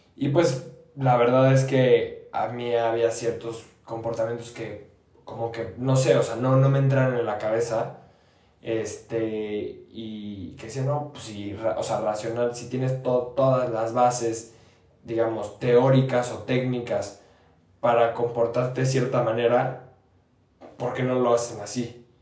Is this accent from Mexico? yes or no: yes; Querétaro, Mexico; aunque no nací en Querétaro, me considero queretano